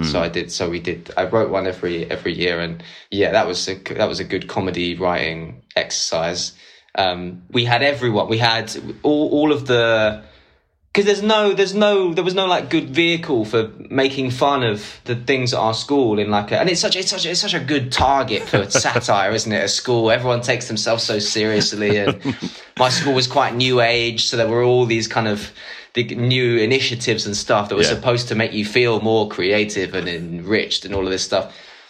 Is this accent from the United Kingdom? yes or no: yes; Islington, London, United Kingdom; I went to school in Walthamstow, {S6} right, {S5} and it was like, and I was from Islington